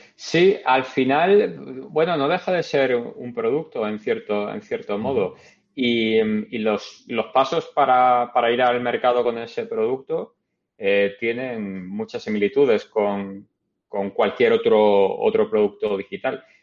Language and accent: Spanish; Málaga, Andalusia, Spain; moved away as an adult; also born or lived in Madrid / Canada; now in New York, United States; antes en Canadá y antes en Málaga, de donde soy.